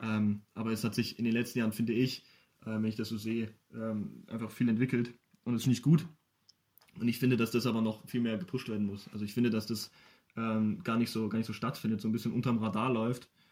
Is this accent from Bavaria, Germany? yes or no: yes; Ingolstadt, Bavaria, Germany; bin gebürtiger Ingolstädter